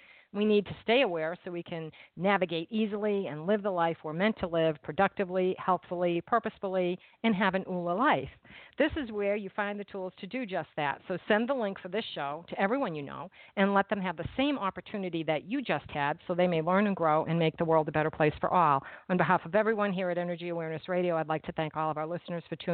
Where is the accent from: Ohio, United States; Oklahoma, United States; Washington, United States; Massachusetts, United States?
Massachusetts, United States; now in New Jersey, United States; I'm from Massachusetts